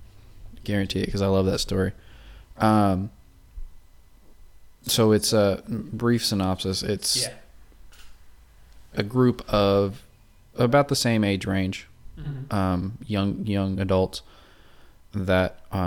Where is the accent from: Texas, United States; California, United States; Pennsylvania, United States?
California, United States; we're from California.